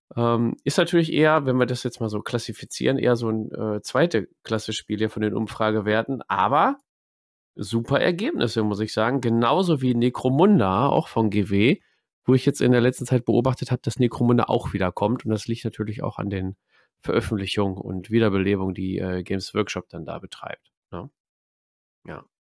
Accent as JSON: {"language": "German", "area": "Ruhr area", "region": "North Rhine-Westphalia", "country": "Germany", "said": "bei uns im Pott"}